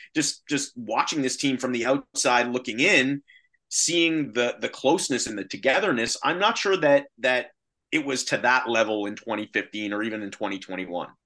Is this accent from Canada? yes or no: yes; Canada; born or raised there